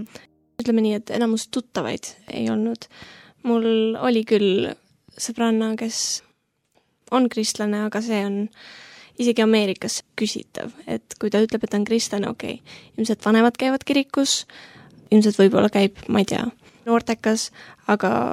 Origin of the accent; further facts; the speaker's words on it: Tallinn, Harju County, Estonia; olen kaheksateistaastane, tulen Tallinnast